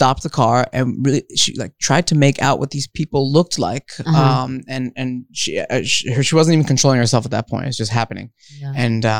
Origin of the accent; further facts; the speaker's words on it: Montclair, New Jersey, United States; also born or lived in Rio de Janeiro, Brazil; now in Studio City, United States; I grew up in Montclair, New Jersey.